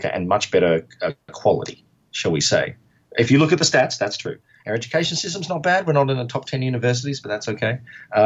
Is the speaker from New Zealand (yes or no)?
no; Perth, Western Australia, Australia; moved away as an adult; now in Seattle, United States; I'm from Perth, which is kind of like the Alaska of Australia